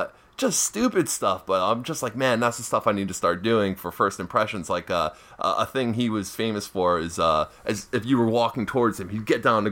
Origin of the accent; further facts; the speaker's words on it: North Bergen, New Jersey, United States; I'm a comic from North Bergen, New Jersey.